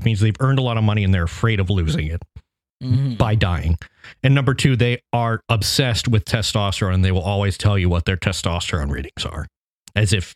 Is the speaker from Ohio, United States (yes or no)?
yes; Southern Ohio, United States; I grew up in Southern Ohio across the river from Kentucky